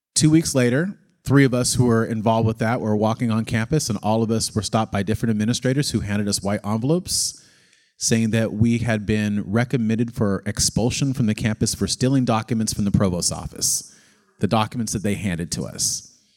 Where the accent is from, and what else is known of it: McCloud, California, United States; born or raised there; also born or lived in Oakland, California; now in San Diego, United States